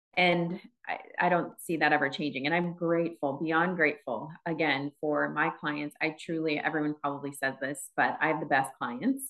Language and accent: English; Wisconsin, United States; moved away as an adult; now in Phoenix, United States; I'm from Wisconsin originally